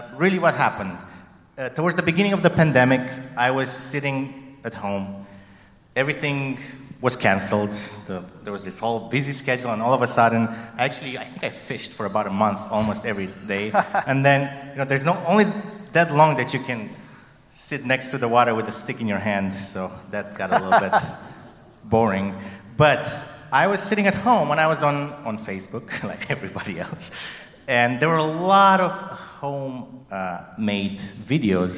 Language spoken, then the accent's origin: English; Romania; moved away; growing up in Romania, this is a neighboring country to Hungary